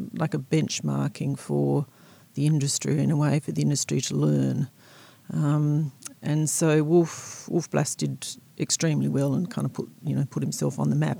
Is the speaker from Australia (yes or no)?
yes; South Australia, Australia; moved away as an adult; also born or lived in Seattle, United States; now in Blenheim, New Zealand; I grew up in South Australia um, on a farm, quite close to Coonawarra wine growing region.